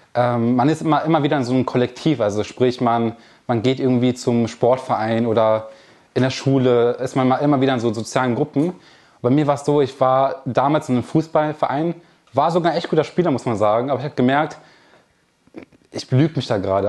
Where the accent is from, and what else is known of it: Kamp-Lintfort, North Rhine-Westphalia, Germany; born or raised there